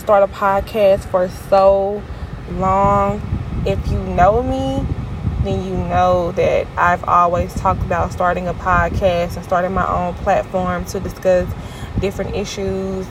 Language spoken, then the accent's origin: English; Flint, Michigan, United States; now in Jackson, United States; I'm from Flint, Michigan